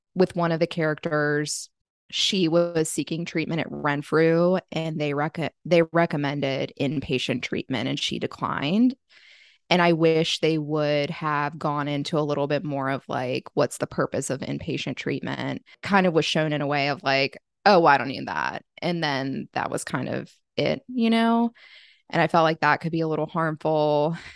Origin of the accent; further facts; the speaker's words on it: Virginia, United States; now in Charlotte, United States; I live in Charlotte, which Charlotte is a major city, but I went home to my hometown, which is in Virginia